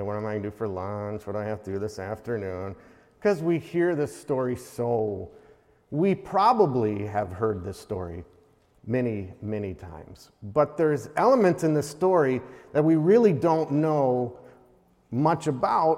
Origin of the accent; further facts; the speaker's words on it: Midwest, United States; moved away as an adult; also born or lived in Wisconsin / Iowa; now in Alaska, United States; I was born in Wisconsin, Iowa. I'm a Midwest boy